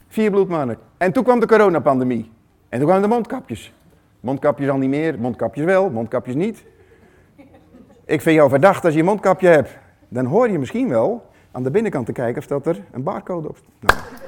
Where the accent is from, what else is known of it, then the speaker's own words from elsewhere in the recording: Netherlands; hoe wij als Nederlanders zijn